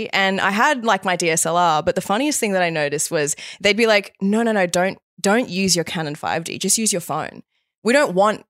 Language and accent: English; Bali, Indonesia; I grew up in Bali. Dad's Balinese. You know, yeah, mum homeschooled me, met you in Bali.